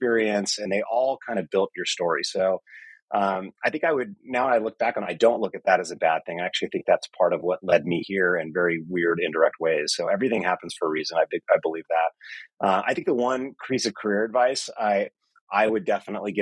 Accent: Marin County, Northern California, United States; I grew up in Northern California in Marin County

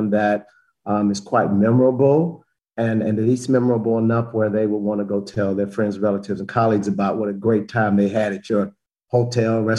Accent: Chicago, Illinois, United States; moved away as an adult; also born or lived in Memphis, Tennessee; I'm from Chicago originally

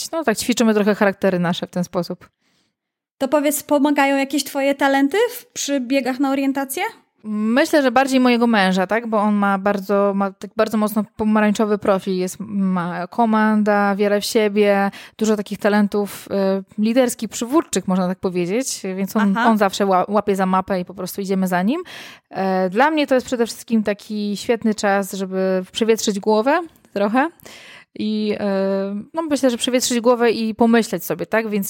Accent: Warsaw, Masovian Voivodeship, Poland; moved away as an adult; now in Ełk, Poland; ja jestem z Warszawy, tak, oryginalnie jestem Aha. z Warszawy, a y, tak, mieliśmy, przeprowadziliśmy się na 2-3 lata, do, mieliśmy tylko mieszkać tyle na Mazurach i mieszkamy teraz w Ełku już 7 lat w sumie.

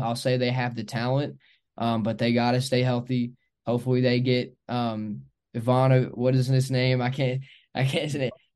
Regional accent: Grant County, Northern Kentucky, United States; moved away as an adult; also born or lived in Georgetown, Kentucky / Lexington, Kentucky; now in Cookeville, United States; I grew up in Northern Kentucky in Grant County.

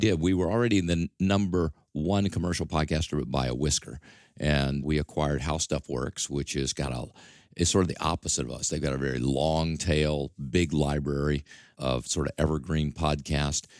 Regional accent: Mississippi, United States; accent: drawl; moved away as an adult; also born or lived in Detroit; now in New York, United States; I still have this drawl, and I probably will never get rid of it, although I've been here since nineteen seventy-seven, so I think I'm long gone from Mississippi, but that's still my heritage.

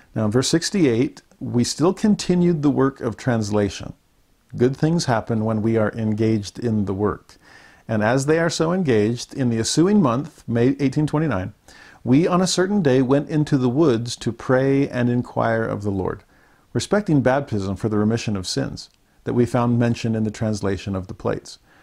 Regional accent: Southern California, United States; As a Southern California native

